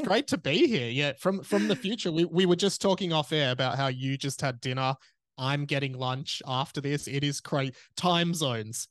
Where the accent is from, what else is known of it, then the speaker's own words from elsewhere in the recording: Australia; as an Australian